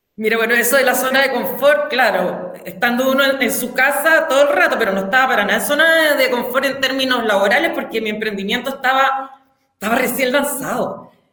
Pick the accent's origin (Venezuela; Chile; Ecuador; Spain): Chile; Hualpén, Biobío; also born or lived in Santiago / Concepción; yo soy de Huarpén, nací y criada